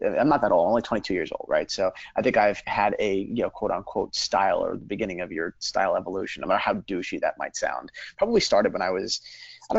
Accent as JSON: {"language": "English", "region": "New Jersey", "country": "United States", "tie": "born or raised there", "also_born_or_lived": "Brooklyn", "said": "I grew up in New Jersey, you know, literally born and bred"}